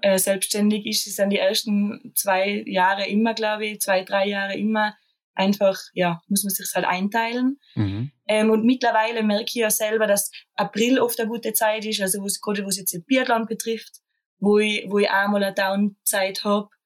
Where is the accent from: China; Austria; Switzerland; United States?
Austria; bei uns in Österreich